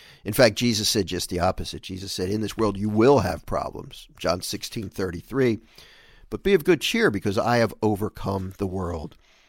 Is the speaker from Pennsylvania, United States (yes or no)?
yes; Philadelphia, Pennsylvania, United States; this is a memorable story for me of growing up in Philadelphia, and we were playing on the street